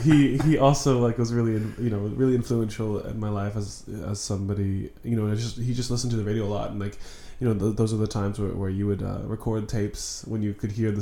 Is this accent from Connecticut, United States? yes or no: no; Orlando, Florida, United States; born there; also born or lived in Virginia; now in Kansas City, United States; So I like to say that I was born in Orlando, Florida. My parents are from rural central Virginia, which is where we moved to for a couple of years when I was young. And then we went back to Florida.